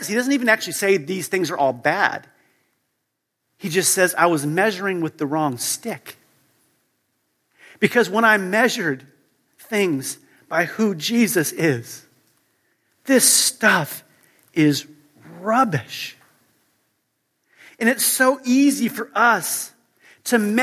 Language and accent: English; United States; moved away as an adult; now in Europe; I grew up in the U.S., as you can tell by my accent